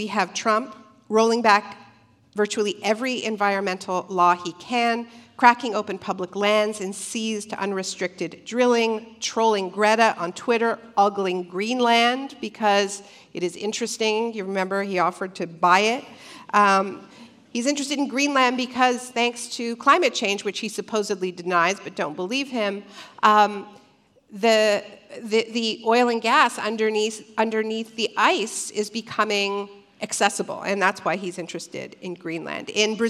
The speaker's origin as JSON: {"language": "English", "country": "Canada", "said": "I am Canadian originally, and my Prime Minister, Justin Trudeau, who may or may not be reelected on Monday, positioned himself as a major climate leader."}